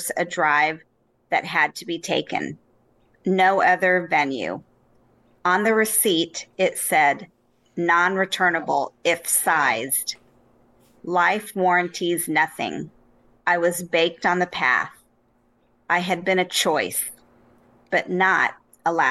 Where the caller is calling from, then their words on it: Winnetka, Illinois, United States; I'm calling from Winnetka, Illinois, outside of Chicago